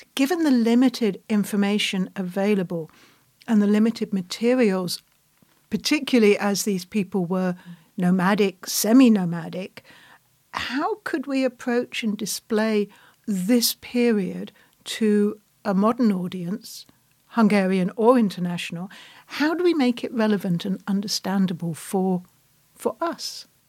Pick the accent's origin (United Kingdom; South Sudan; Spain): United Kingdom; England; I'm British